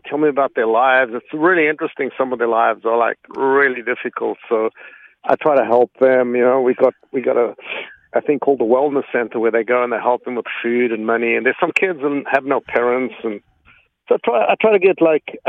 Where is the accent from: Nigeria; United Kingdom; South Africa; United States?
South Africa; moved away; I grew up in South Africa.